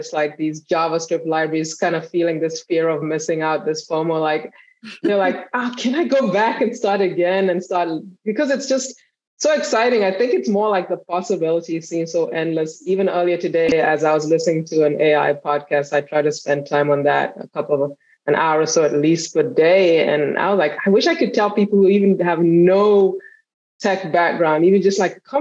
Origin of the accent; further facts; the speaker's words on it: Kenya; now in United States; I grew up, I was born and I was raised in Kenya. So I came to the US for school, and I've been here ever since